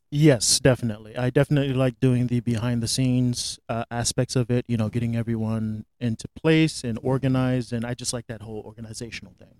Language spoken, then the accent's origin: English; Florida, United States; moved away as an adult; also born or lived in Los Angeles / New York; now in New Hampshire, United States; I grew up in Florida